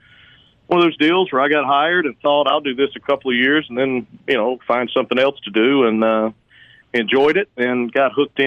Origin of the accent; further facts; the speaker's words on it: Hattiesburg, Mississippi, United States; moved away as an adult; now in Washington, D.C., United States; So I was born and raised in Hattiesburg, right over off West 7th Street. Went to high school at Oak Grove, so I've been a Golden Eagle since birth, and went to school at Southern Miss, and after that got hired as a city letter carrier there in Hattiesburg.